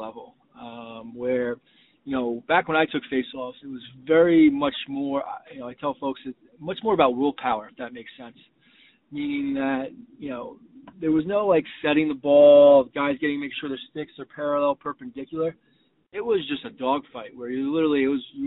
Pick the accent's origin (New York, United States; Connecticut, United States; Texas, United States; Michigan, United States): Connecticut, United States; New Fairfield; I grew up in New Fairfield, Connecticut, playing lacrosse